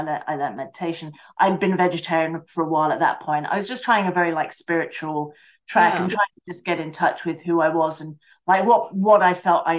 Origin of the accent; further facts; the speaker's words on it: Basingstoke, South East England, United Kingdom; born there; So I was born in Basingstoke in the United Kingdom, which is in the South Coast, like right in the middle.